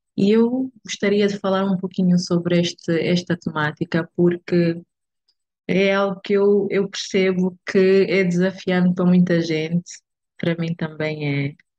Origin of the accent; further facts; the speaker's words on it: Benguela, Angola; moved away as an adult; now in Luanda, Angola; nasci em Benguela, mas eh, propriamente na Praia da Caota. É, e desde muito cedo fui viver para Benguela